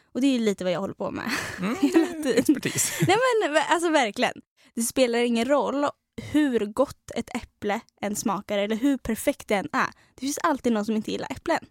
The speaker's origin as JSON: {"language": "Swedish", "town": "Trollhättan", "region": "Västra Götaland", "country": "Sweden", "said": "kommer vi från Trollhättan"}